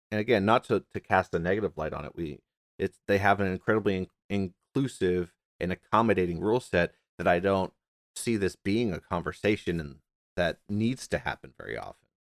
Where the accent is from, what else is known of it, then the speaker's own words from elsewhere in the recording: United States; I'm like a, an A ninth, tenth generation American